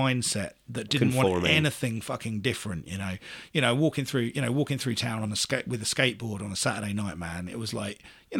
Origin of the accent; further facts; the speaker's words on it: Luton, East of England, United Kingdom; I grew up in Luton.